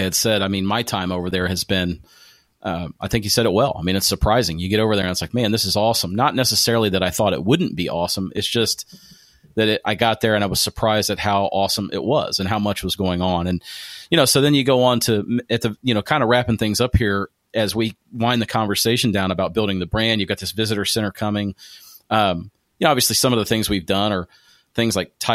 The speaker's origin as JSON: {"language": "English", "town": "Springfield", "region": "Ohio", "country": "United States", "tie": "born or raised there", "moved": "as an adult", "lives_now": "Louisville, United States", "said": "my hometown of Springfield, Ohio"}